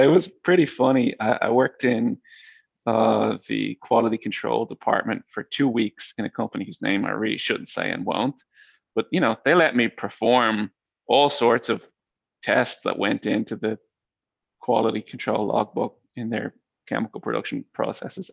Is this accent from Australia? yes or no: no; Dublin, Leinster, Ireland; moved away as an adult; also born or lived in Silicon Valley, United States; So I grew up in Dublin, Ireland, where I am right now